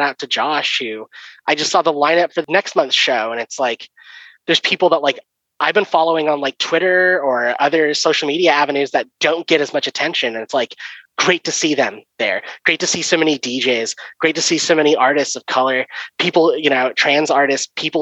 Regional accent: Bay Area, California, United States; I grew up in the Bay Area

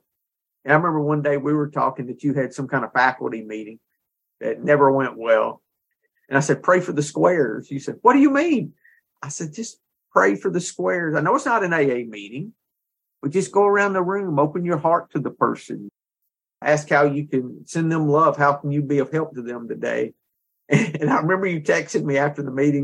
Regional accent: the South, United States; We're both from the South

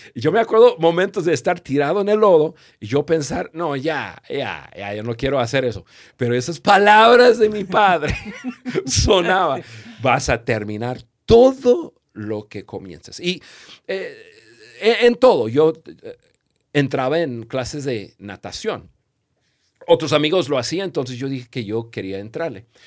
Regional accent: United States; yo crecí en Estados Unidos

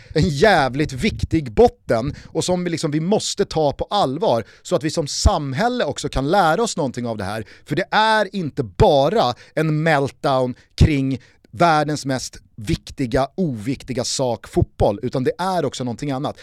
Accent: Sweden; vi är också svenskar

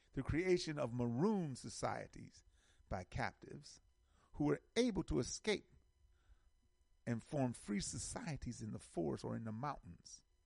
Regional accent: United States; as American Africans

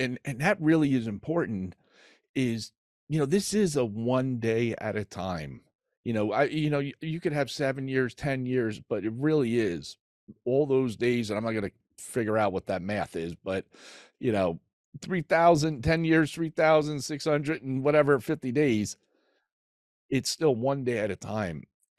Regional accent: New Jersey, United States; You know, he's from Jersey. I'm from Jersey. Why didn't I go where he went, you know?

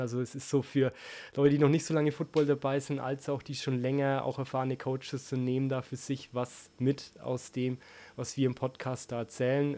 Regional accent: Franconia, Bavaria, Germany; accent: Franconian; ich aus mhm. einem Ort zehn Kilometer entfernt

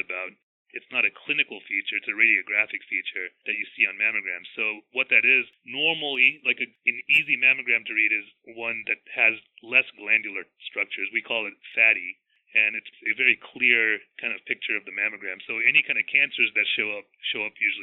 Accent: Big Stone Gap, Virginia, United States; also born or lived in Connecticut / New York City / Richlands, Virginia; I was born and raised in Southwest Virginia. Not far from where I practice right now. I was born in a town called Big Stone Gap, Virginia

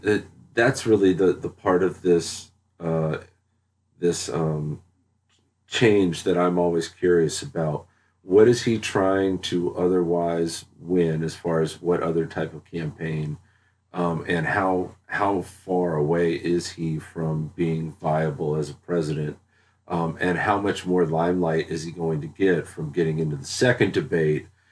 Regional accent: Dallas, Texas, United States; moved away; also born or lived in North Carolina; I grew up in Dallas. Uh, I, I spent most of my childhood in, in, in Dallas and in North Carolina

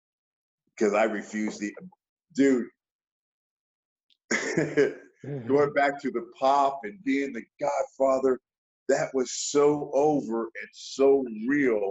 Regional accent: Bay Area, California, United States; I'm from the Bay Area

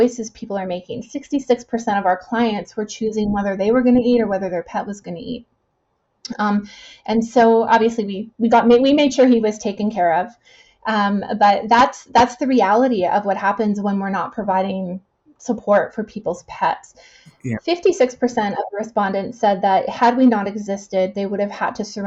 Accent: Winnipeg, Manitoba, Canada; now in Kelowna, Canada; I'm from Winnipeg.

